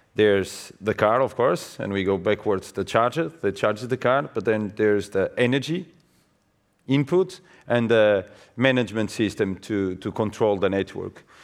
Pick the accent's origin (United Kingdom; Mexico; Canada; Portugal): Portugal; now in Netherlands; also from Portugal, but working in an Australian company, living in the Netherlands.